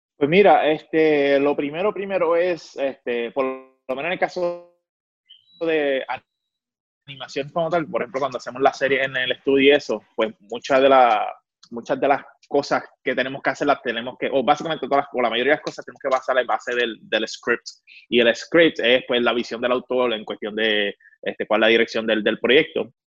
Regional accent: Puerto Rico; obviamente soy puertorriqueño

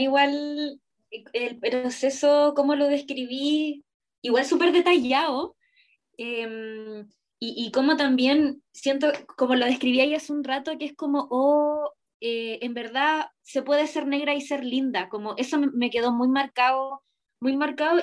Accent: Iquique, Tarapacá, Chile; yo crecí toda mi infancia y adolescencia en Iquique, en el norte

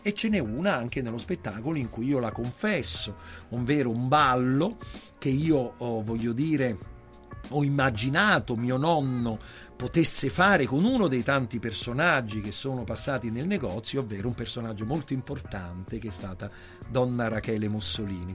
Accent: Naples, Campania, Italy; da napoletano

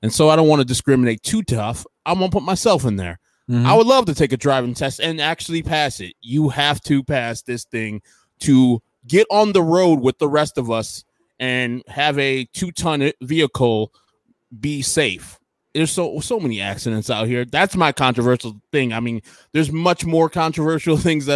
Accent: Carol Stream, Illinois, United States; I grew up in Carroll Stream in some apartments

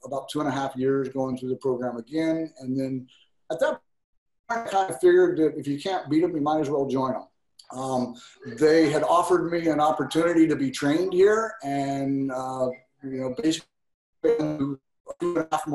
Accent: Texas, United States; moved away as an adult; now in Hawaii, United States; my home state of Texas

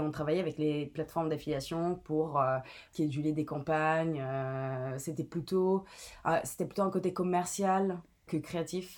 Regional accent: Italy; French is a second language; moved away as an adult; also born or lived in Palermo / Milan; now in Paris, France; je viens d'Italie

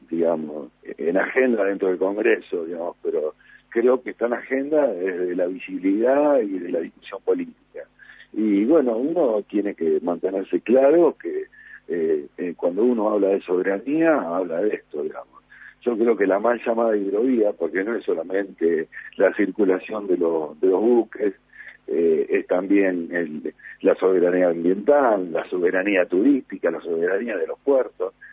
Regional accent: Argentina; del lado político y fundamentalmente del lado de los que nos convienen a nosotros como argentinos.

